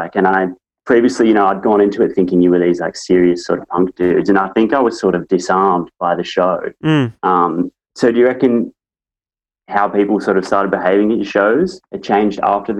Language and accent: English; Wagga Wagga, New South Wales, Australia; I'm from Wagga, right? It's like country town.